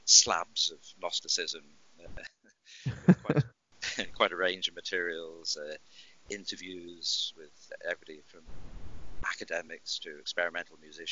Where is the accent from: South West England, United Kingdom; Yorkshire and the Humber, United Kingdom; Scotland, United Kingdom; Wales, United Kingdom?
Wales, United Kingdom; moved away as an adult; also born or lived in London / Northern California / Ireland; I'm Welsh.